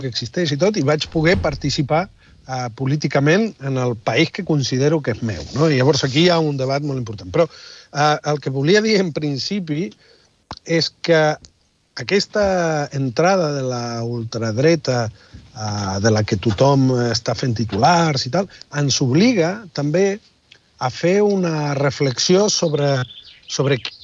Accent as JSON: {"language": "Catalan", "country": "Argentina", "moved": "yes", "lives_now": "Catalonia, Spain", "said": "Jo he viscut molts anys a Catalunya com a argentí sense tenir dret a vot"}